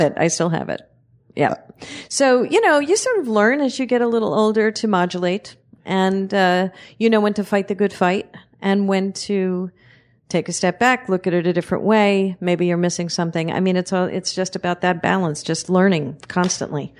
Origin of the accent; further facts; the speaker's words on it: New York City, New York, United States; I was born and raised in the area of Last Exit to Brooklyn. I'm, I'm from Red Hook, Brooklyn